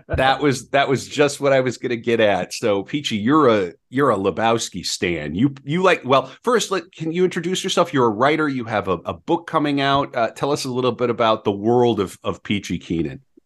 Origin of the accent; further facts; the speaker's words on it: Fargo, North Dakota, United States; Fargo is my home, my hometown. I mean, I'm from